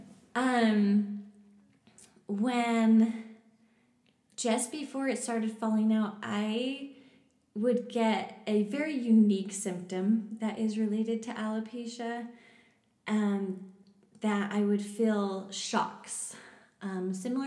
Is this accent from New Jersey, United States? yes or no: no; West Jordan, Utah, United States; also born or lived in Canada; I was born in Canada, but I moved to the U.S. when I was 8 years old, and I grew up in West Jordan.